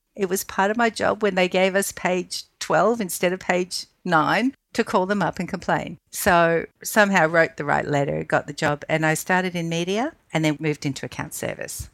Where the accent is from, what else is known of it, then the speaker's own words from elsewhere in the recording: New York, United States; moved away; I was allowed to go when I was 10 by myself in New York